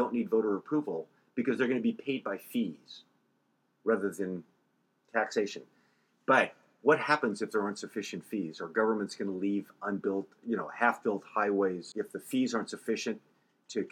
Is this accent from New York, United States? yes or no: no; Colorado, United States; now in California, United States; I was born and raised in Colorado